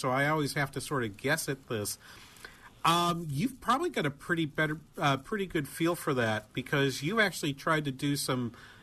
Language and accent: English; New Hampshire, United States; moved away; I grew up in New Hampshire